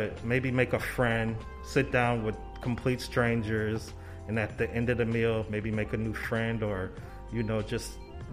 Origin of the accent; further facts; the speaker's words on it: St. Paul, Minnesota, United States; Born and raised in St. Paul, Minnesota